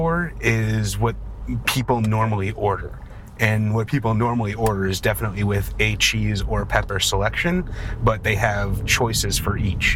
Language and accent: English; Chicago, Illinois, United States; also born or lived in Alaska / San Diego; now in Los Angeles, United States; growing up in Chicago